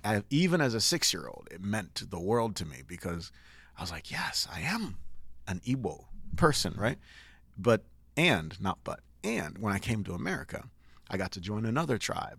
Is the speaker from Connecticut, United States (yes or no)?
yes; Connecticut, United States; also born or lived in Nigeria; I grew up in Connecticut